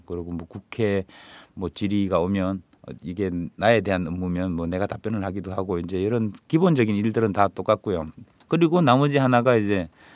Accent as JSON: {"language": "Korean", "town": "Mungyeong", "region": "North Gyeongsang", "country": "South Korea", "tie": "born or raised there", "moved": "yes", "said": "제가 아무래도 경북 문경 출신이다"}